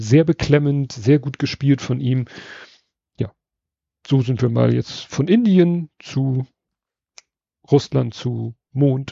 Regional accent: Hamburg, Germany; wir als Hamburger

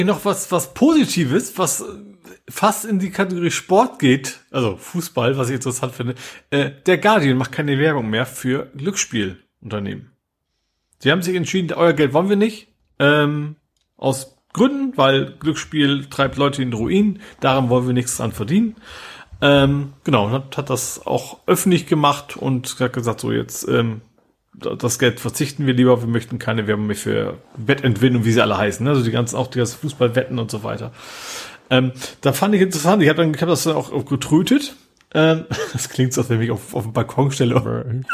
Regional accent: Vechta district, Lower Saxony, Germany; now in Hamburg, Germany; Ist auch meine Heimat, Kreis Fechter

